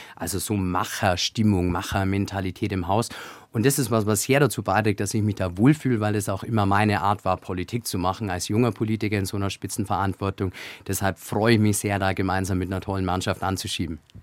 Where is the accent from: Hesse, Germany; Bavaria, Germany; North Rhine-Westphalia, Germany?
Bavaria, Germany; Augsburg; aus der Bezirkshauptstadt Augsburg, aus meiner Heimat